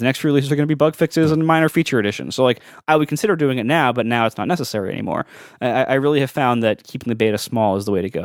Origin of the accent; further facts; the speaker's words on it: Columbus, Ohio, United States; now in New York, United States; growing up in Columbus.